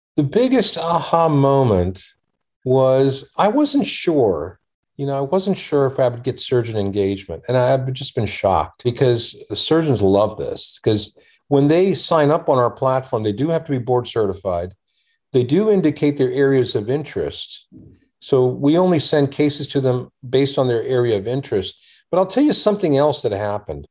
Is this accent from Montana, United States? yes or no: no; Washington, District of Columbia, United States; also born or lived in India; we grew up in the Washington, D.C. area